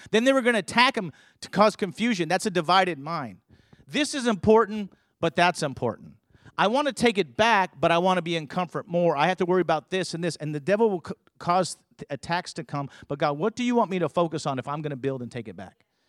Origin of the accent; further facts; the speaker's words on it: California, United States; I grew up in California